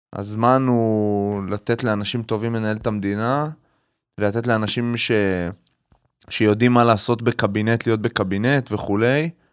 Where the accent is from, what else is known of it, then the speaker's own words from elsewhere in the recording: Haifa, Haifa District, Israel; בתור חיפאי שגדל ב... לא בעל הכרמל, אני גדלתי עם הרבה מאוד ערבים ישראלים